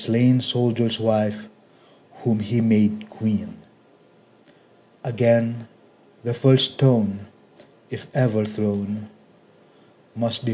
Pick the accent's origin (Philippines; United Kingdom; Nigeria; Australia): Philippines; English is a second language; a continent away from my country, the Philippines.